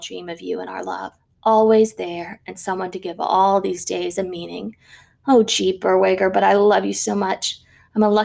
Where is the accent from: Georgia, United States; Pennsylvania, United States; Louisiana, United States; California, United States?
Louisiana, United States; New Orleans; here in my hometown of New Orleans, Louisiana